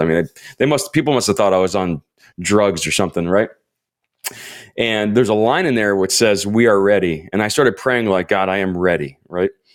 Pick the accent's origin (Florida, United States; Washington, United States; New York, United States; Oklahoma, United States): Florida, United States; also born or lived in Ohio / Iowa; now in Southern California, United States; I was born in Ohio, grew up in Florida, spent twelve hour, twelve hours, oh my gosh, twelve years in Iowa